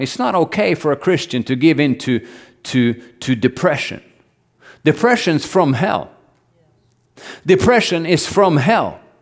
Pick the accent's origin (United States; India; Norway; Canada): Norway; I grew up in Norway